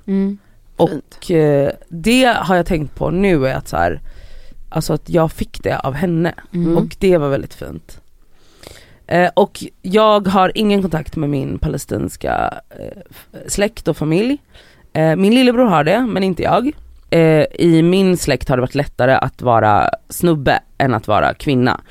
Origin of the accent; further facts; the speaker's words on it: Gothenburg, Västra Götaland, Sweden; jag är då uppvuxen i Biskopsgården i Göteborg